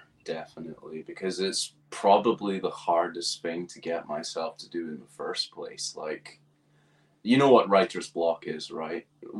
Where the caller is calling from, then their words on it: East Acton, London, United Kingdom; So I'm joining you from West London in a little area called East Acton.